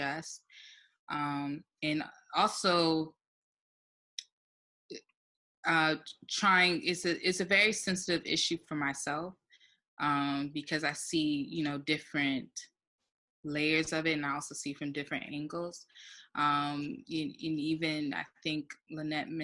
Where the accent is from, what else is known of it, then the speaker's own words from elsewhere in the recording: Laurel, Maryland, United States; growing up in Laurel, Maryland